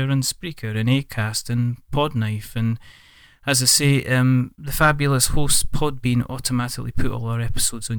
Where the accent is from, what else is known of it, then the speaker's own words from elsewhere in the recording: Scotland, United Kingdom; I'm Scottish.